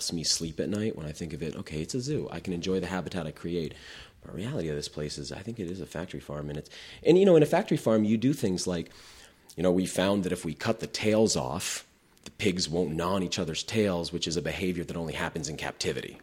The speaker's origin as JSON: {"language": "English", "region": "New England", "country": "United States", "tie": "born or raised there", "said": "I grew up in New England, very progressive area."}